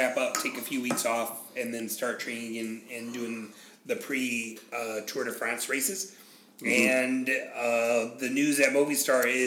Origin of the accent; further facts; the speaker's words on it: United States; as an American that has no ancestry before the late 1800s in this country